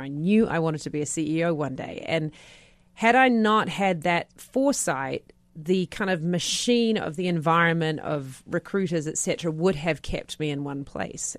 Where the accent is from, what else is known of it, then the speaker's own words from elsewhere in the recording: New Zealand; moved away; I'm a Kiwi.